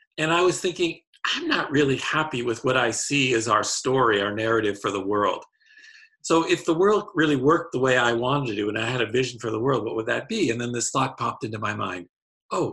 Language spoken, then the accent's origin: English; Hamilton, Ontario, Canada; moved away as an adult; also born or lived in Prince Edward Island, Canada; now in United States; I was born and raised in Hamilton, Ontario, Canada